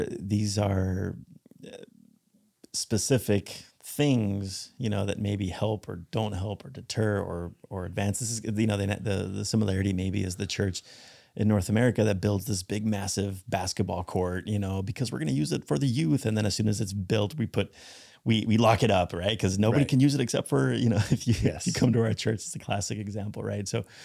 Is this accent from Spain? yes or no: yes; Spain; You know, when I grew up in Spain, it wasn't that common to see denominational churches.